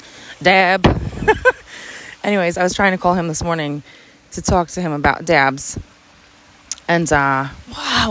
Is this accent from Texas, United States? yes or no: no; New Jersey, United States; We're from Jersey